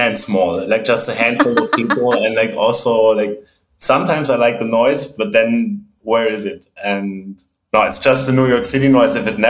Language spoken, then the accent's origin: English; Germany; I'm originally from Germany.